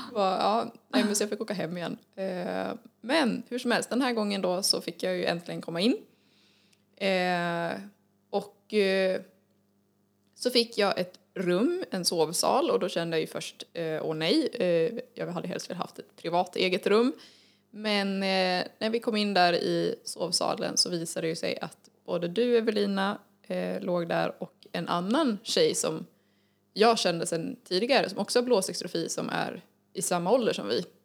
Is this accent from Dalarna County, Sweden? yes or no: yes; Falun, Dalarna County, Sweden; född och uppvuxen i Falun. Bor även i Falun just nu.